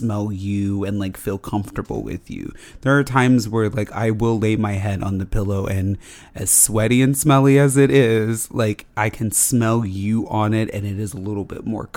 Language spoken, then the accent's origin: English; Las Vegas, Nevada, United States; We grew up in Las Vegas, so it was always like summer weather outside.